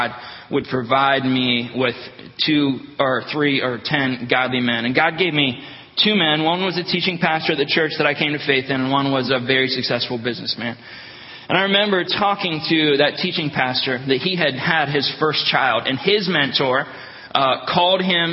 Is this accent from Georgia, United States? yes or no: no; Northeast Ohio, United States; now in Wisconsin, United States; I'm from Northeast Ohio